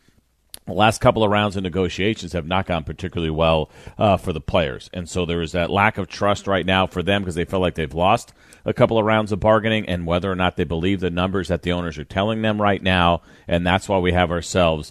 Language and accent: English; New York, United States; growing up in New York